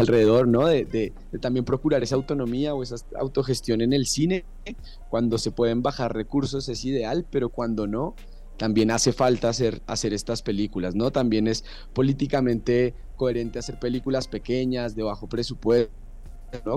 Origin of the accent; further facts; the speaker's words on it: Colombia; moved away as an adult; now in Mexico City, Mexico; yo soy colombiano